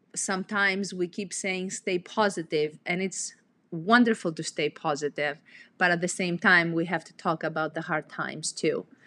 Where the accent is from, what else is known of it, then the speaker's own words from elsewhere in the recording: Greece; moved away as an adult; I'm originally from Greece, and I came